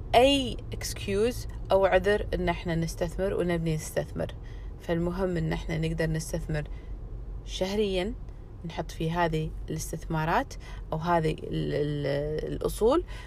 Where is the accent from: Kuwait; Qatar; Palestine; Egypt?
Kuwait; عندنا بالكويت او يعني بالخليج